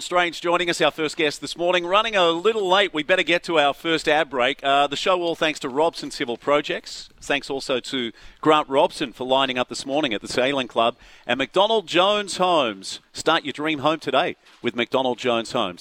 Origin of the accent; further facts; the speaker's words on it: Gold Coast, Queensland, Australia; moved away; I would have loved to have done more sailing as a youngster on the Gold Coast well, at Palm Beach, Currumbin